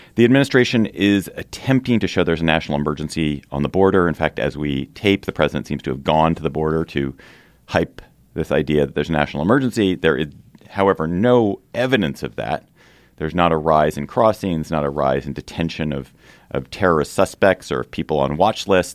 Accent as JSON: {"language": "English", "town": "Washington", "region": "District of Columbia", "country": "United States", "tie": "born or raised there", "said": "here in Washington, D C, my hometown"}